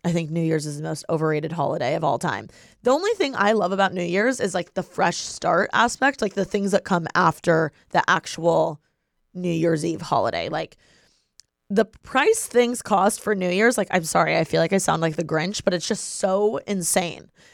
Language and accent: English; Bloomington, Indiana, United States; moved away; I am from Bloomington, Indiana. So, every year for the holidays, I go back to my hometown